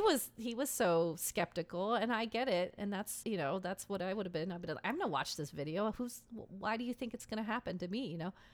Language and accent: English; Seattle, Washington, United States; my hometown